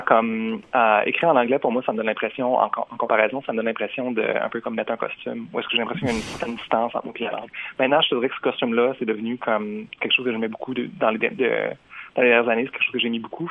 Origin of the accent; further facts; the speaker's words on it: Jonquière, Quebec, Canada; first language French; moved away as an adult; now in Montreal, Canada; j'ai étudié comme dans ma ville natale, qui est Jonquière